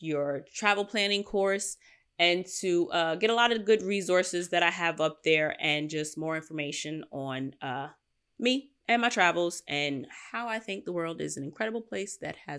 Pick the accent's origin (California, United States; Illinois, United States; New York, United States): New York, United States; Queens; I know that I'm a city girl. I grew up in Queens. I spend my time in Manhattan and Brooklyn.